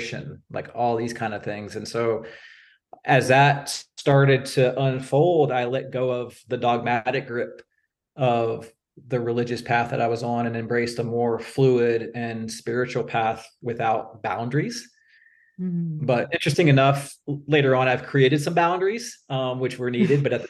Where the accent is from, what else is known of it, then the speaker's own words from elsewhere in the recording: Virginia Beach, Virginia, United States; I'm from Virginia Beach